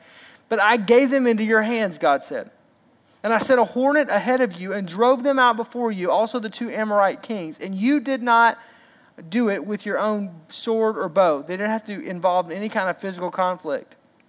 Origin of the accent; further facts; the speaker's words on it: Arkansas, United States; I'm from Arkansas